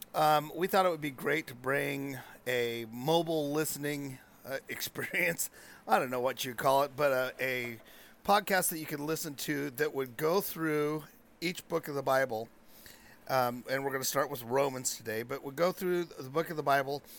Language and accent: English; Chiloquin, Oregon, United States; I grew up in Chiloquin